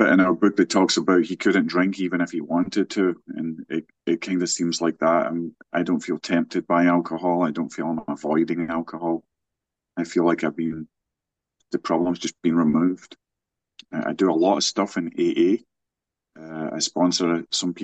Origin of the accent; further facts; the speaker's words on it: Scotland, United Kingdom; now in West Virginia, United States; I'm located in Virginia. I'm not from here originally, of course. I'm from Scotland